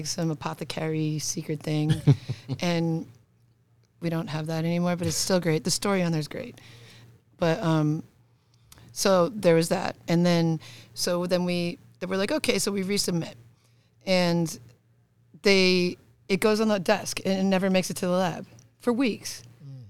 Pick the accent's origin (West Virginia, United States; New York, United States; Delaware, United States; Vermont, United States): New York, United States; Buffalo; I'm from New York.